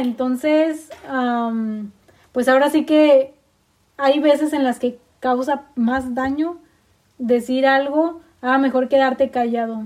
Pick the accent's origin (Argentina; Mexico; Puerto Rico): Mexico; como buena mujer mexicana